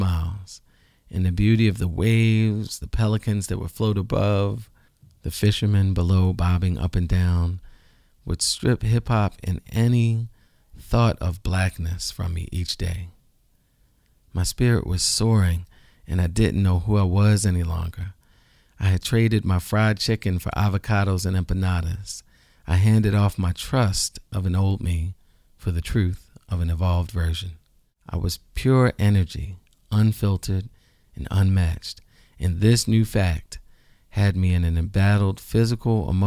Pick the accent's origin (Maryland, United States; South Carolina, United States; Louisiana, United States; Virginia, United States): Maryland, United States; Baltimore; moved away as an adult; also born or lived in Chile / Prague; I was from Baltimore